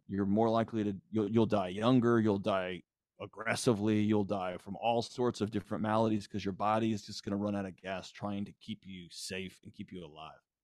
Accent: Houston, Texas, United States; I grew up in Houston

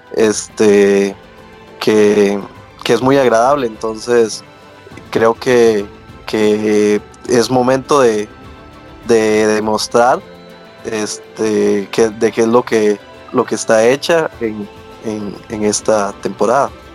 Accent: Costa Rica; como Tico

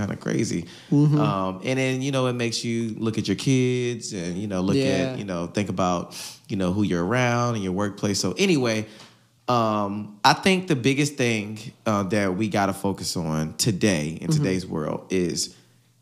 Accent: Hampton, Virginia, United States; I'm from Hampton

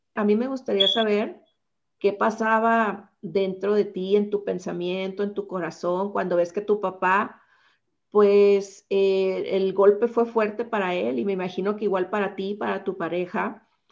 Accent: Los Mochis, Sinaloa, Mexico; yo soy originaria de Los Mochis

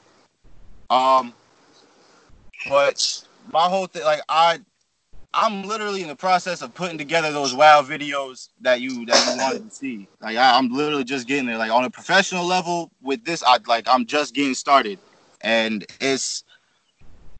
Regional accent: Shinnecock Reservation, Long Island, New York, United States; I'm from the Shinnecock Reservation. That's on Long Island, New York

